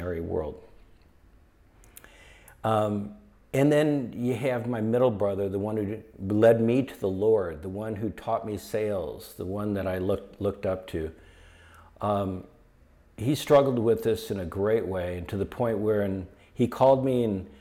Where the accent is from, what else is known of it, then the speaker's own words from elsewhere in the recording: Detroit, Michigan, United States; moved away; also born or lived in Malibu; it was better and it was safer than what we grew up with in Detroit